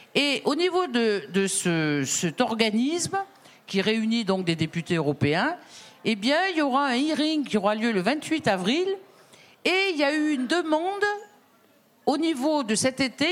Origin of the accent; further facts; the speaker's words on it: Drôme, Auvergne-Rhône-Alpes, France; moi je viens de la Drôme